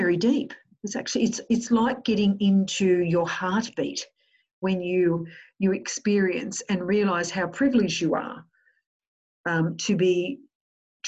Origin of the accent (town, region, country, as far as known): Australia